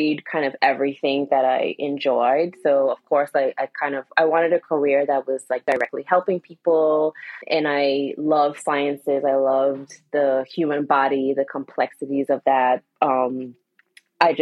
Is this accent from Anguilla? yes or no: yes; Anguilla; also born or lived in Washington DC area / Philadelphia; now in Wilmington, United States; I was born and raised in Anguilla